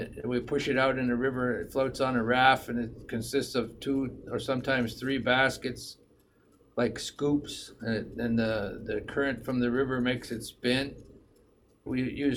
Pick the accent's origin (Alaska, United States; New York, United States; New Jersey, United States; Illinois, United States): Alaska, United States; Rampart; also born or lived in Tanana, Alaska; I currently live in Rampart. I grew up in Rampart, living a subsistence lifestyle.